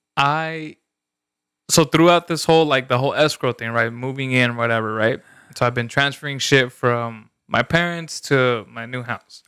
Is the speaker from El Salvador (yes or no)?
yes; El Salvador; moved away; where I grew up in El Salvador